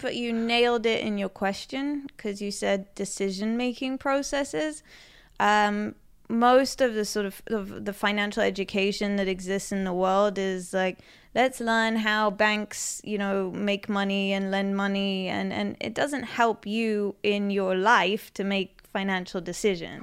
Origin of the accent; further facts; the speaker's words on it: London, United Kingdom; moved away as an adult; also born or lived in United States; now in Israel; Um, so I grew up in London. Um, I grew up in West London.